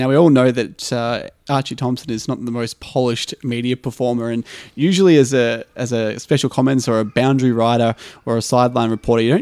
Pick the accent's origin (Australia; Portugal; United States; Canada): Australia; I've grown up as an Australian sports fan and always been a part of that culture